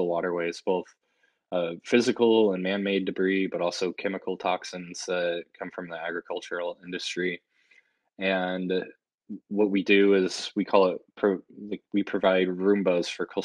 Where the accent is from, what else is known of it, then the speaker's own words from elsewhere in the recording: St. Louis, Missouri, United States; moved away as an adult; also born or lived in Cincinnati; I grew up in St. Louis and was born and raised in the Midwest